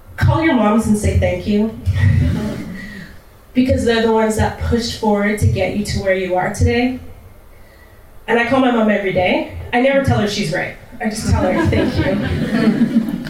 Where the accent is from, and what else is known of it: Canada; born or raised there; also born or lived in Texas